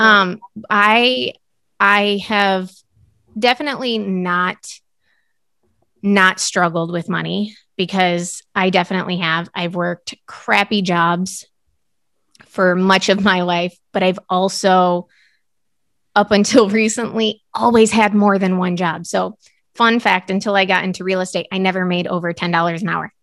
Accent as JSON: {"language": "English", "country": "United States"}